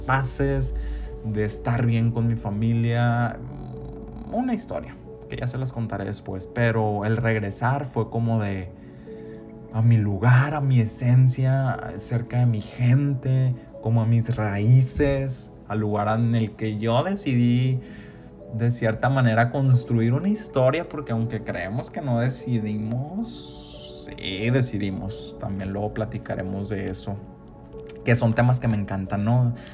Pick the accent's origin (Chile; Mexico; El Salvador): Mexico; Ciudad Obregón, Sonora; moved away as an adult; also born or lived in Hermosillo / Mexico City; yo me fui de Ciudad Obregón hace siete años